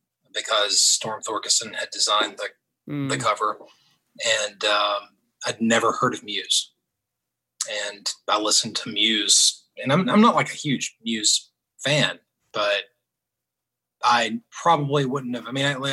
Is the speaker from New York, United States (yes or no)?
no; Knoxville, Tennessee, United States; born there; also born or lived in Atlanta; now in Muscle Shoals, United States; I mean, I moved from Atlanta to Muscle Shoals. I'm not like indigenous to Muscle Shoals. I was born in Knoxville, Tennessee. So I've got like all that bluegrass upbringing and moved to Muscle Shoals